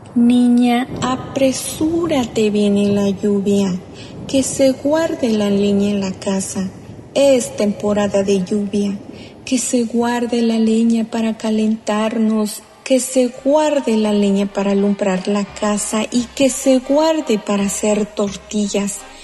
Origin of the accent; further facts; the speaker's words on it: Atlamajalcingo del Monte, Guerrero, Mexico; first language Mixtec (Tu'un Savi); Spanish is a second language; yo soy originaria de 5 del Monte Guerrero, región montaña. Como lo he expresado en mi lengua materna Tunzabi